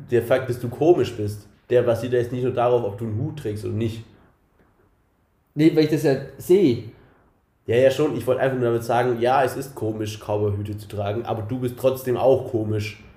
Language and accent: German; Germany; Ist da sind wir nicht so drin, wir sind Deutsche.